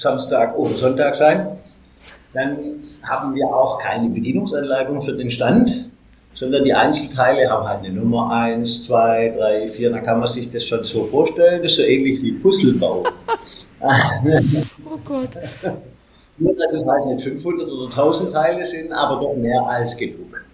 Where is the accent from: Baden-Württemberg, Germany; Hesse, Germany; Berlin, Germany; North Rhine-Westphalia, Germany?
Baden-Württemberg, Germany; Stuttgart; bei uns in Stuttgart